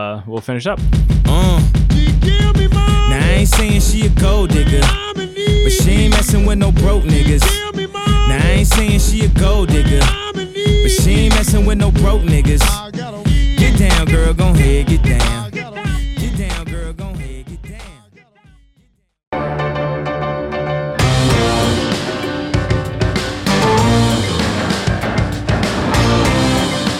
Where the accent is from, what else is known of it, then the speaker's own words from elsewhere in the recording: Kentucky, United States; I'm from Kentucky, and everybody in Kentucky thinks they're from the South, but they're really not.